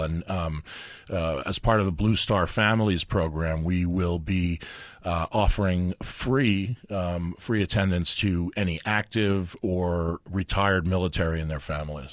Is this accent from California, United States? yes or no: no; New York, United States; now in Albuquerque, United States; I grew up in New York